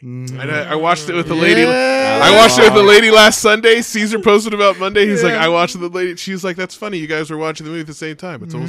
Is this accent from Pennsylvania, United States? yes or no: no; Bay Area, California, United States; now in Reno, United States; I'm from the Bay Area and grew up the same time they did.